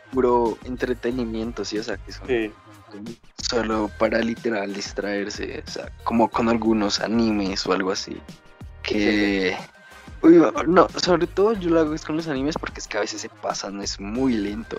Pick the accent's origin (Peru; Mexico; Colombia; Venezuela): Colombia; somos de Colombia